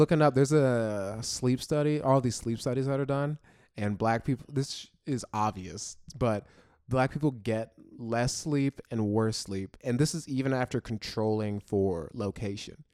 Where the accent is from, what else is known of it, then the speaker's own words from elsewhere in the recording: Florida, United States; now in New York, United States; I grew up in Florida, and there's, like, no black people around where I grew up